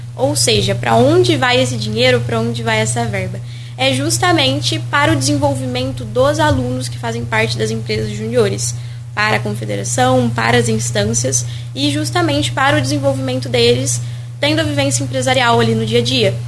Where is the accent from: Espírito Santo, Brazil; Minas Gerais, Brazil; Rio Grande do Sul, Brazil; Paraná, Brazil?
Minas Gerais, Brazil; also born or lived in São Paulo; now in Rio de Janeiro, Brazil; Sou, sou de São Paulo, enfim, criada em Minas, então tô rodando aí o Sudeste